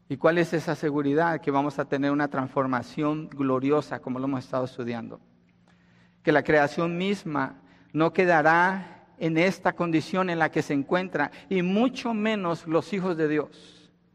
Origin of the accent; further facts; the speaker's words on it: Colombia; moved away; Colombia, donde yo nací